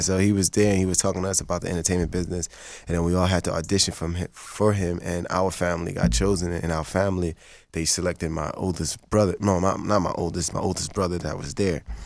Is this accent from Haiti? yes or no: yes; Haiti; first language Haitian Creole; English is a second language; now in Los Angeles, United States; I'm Haitian. That's Creole French. That's my first language.